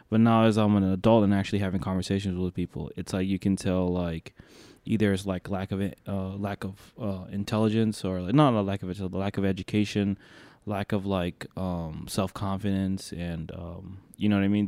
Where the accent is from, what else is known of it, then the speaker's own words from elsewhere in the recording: Detroit, Michigan, United States; also born or lived in New York; I grew up in Detroit